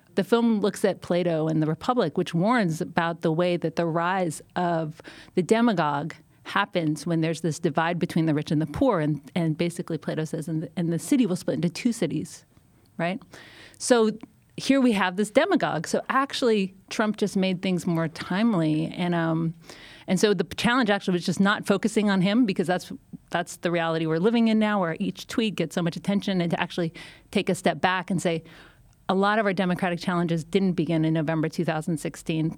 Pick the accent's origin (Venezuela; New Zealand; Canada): Canada; now in United States; I'm, I'm Canadian.